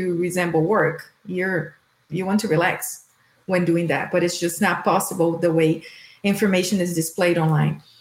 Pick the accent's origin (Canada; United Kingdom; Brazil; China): Brazil; moved away as an adult; also born or lived in Kentucky / Boston; now in United States; I'm from Brazil and moved to the U.S. 15 years ago.